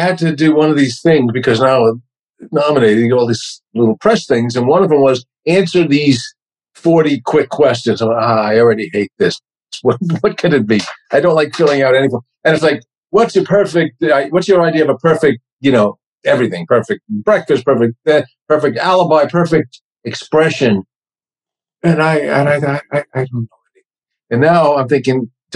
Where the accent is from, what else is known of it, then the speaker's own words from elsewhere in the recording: New York, United States; accent: New York; now in Los Angeles, United States; my New York accent was so much more pronounced back then